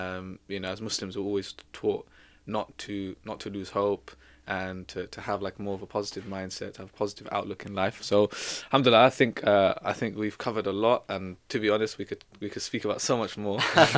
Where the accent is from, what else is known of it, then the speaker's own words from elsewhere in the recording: Exeter, South West England, United Kingdom; born there; I mean, I was born in Exeter, right? So I know, like, it's completely different.